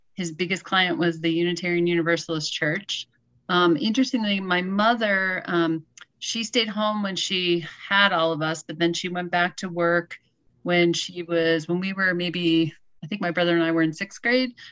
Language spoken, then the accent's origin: English; Massachusetts, United States; moved away as an adult; now in New Jersey, United States; I grew up in Massachusetts.